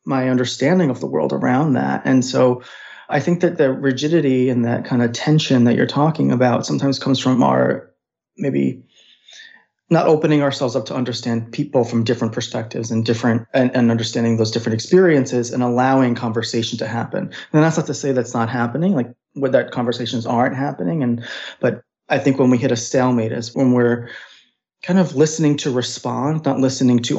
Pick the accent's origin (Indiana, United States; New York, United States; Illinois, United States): New York, United States; New York City; I grew up in Brooklyn, New York